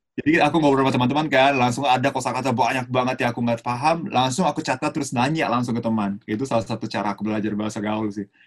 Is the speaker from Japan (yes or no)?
yes; Tokyo, Japan; Indonesian is a second language; moved away as an adult; also born or lived in Yogyakarta, Indonesia; now in Indonesia; aku lahir besar di Jepang di Tokyo, jadi lebih individualis termasuk aku